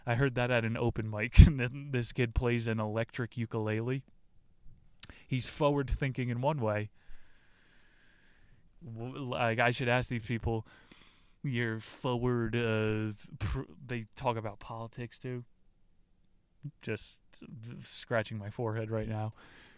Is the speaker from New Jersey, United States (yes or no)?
yes; New Jersey, United States; moved away; I'm from New Jersey. The Sopranos is Bible back there